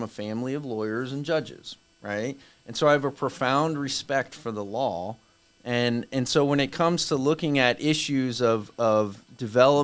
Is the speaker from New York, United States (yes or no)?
no; Orlando, Florida, United States; I grew up around here. Like, I can tell you when growing up in Orlando